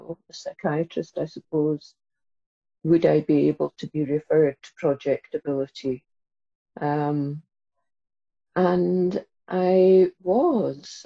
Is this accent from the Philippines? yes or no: no; Inverness, Scotland, United Kingdom; I grew up in Inverness in the Highlands